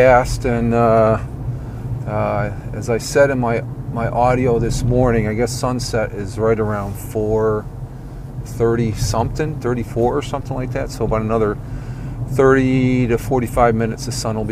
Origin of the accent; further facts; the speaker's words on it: New York, United States; also born or lived in Minnesota; I grew up here in New York